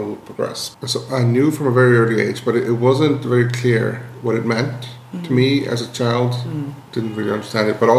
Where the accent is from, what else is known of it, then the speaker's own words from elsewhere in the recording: Iceland; when I was growing up in Iceland